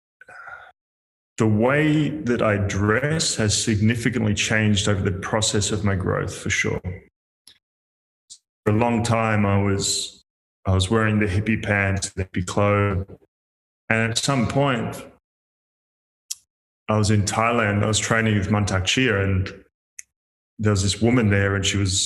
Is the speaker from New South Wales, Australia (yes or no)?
no; Melbourne, Victoria, Australia; moved away as an adult; also born or lived in Perth; I'd left Melbourne where I grew up.